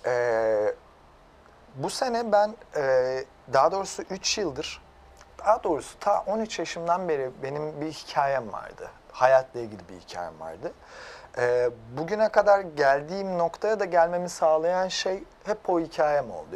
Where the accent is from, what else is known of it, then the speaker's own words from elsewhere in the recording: Erzincan / Erzurum region, Eastern Anatolia, Turkey; moved away; also born or lived in London; benim de annem Erzincanlı, babam Erzurumlu. O, o bölgede büyüdüm